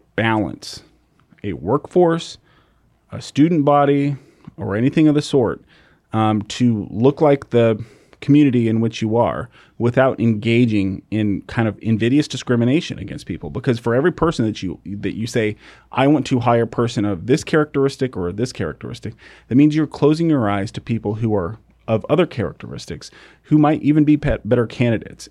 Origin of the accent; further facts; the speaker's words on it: United States; growing up in America